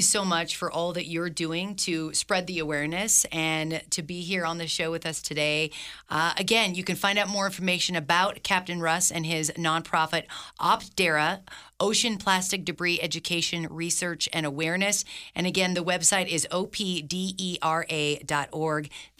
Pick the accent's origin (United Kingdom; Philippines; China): Philippines; now in Reno, United States; I grew up in the Philippines. My father worked for the government, and I was there, evacuated during Mount Pinatubo when the mountain blew up.